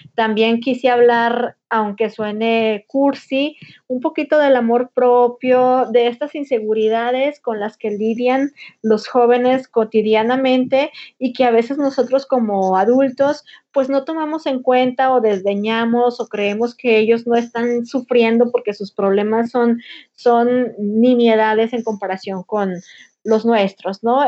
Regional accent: Linares, Nuevo León, Mexico; now in Monterrey, Mexico; cuando era niña y vivía en Linares

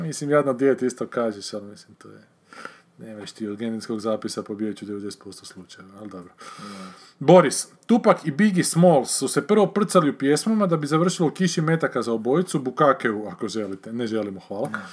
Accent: Varaždin, Varaždin County, Croatia; sam gledao kao mali u Varaždinu, u kinu

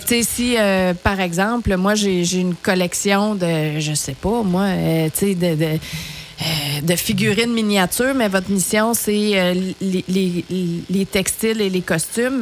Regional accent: Coaticook, Quebec, Canada; Je suis originaire de Quaticou

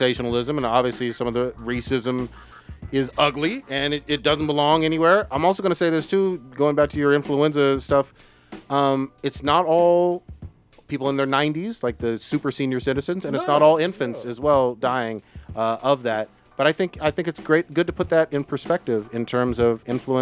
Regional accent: United States; I am an American

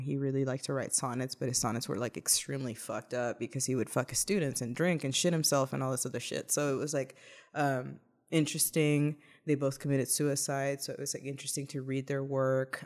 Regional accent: Laredo, Texas, United States; born or raised there; moved away

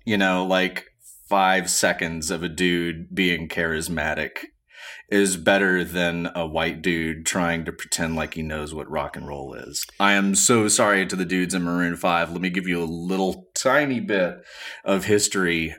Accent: Montgomery, Alabama, United States; I'm from Montgomery, Alabama

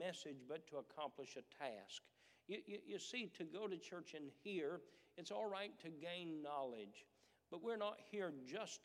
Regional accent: United States; as Americans

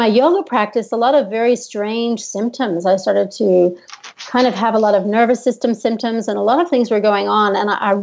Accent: United States; moved away as an adult; also born or lived in Australia / New York City; I'm American. But I lived in Australia from when I was 18

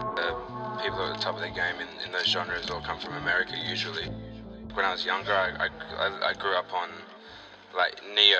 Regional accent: Central Coast, New South Wales, Australia; I'm from Central Coast, Australia, which is about an hour north of Sydney, hour south of Newcastle. I'm 21 this year.

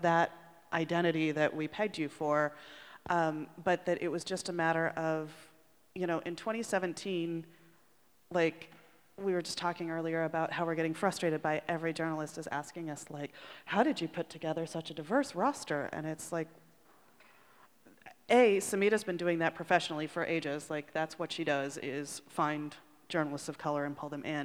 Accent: Chicago, Illinois, United States; I'm from Chicago

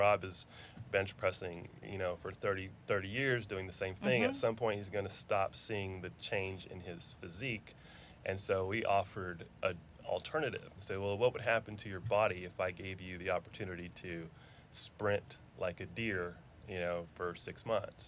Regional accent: New Mexico, United States; moved away as an adult; also born or lived in Pennsylvania / New York / Alabama; now in Houston, United States; I grew up predominantly in New Mexico. So undergrad, high school, law school, parts of middle school, parts of elementary school, all in New Mexico

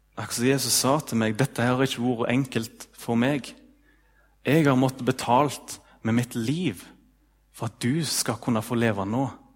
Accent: Ølen, Vestland, Norway; i Ølen, da, der jeg er ifra

